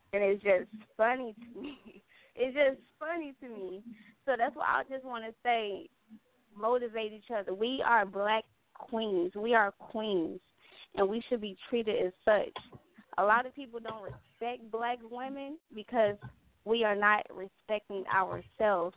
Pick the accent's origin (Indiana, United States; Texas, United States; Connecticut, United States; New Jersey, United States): Indiana, United States; Gary; her and I, we are both from Gary, Indiana